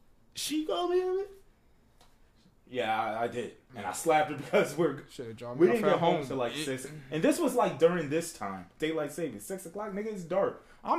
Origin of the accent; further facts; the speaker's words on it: Bridgeport, Connecticut, United States; Because I was from Bridgeport.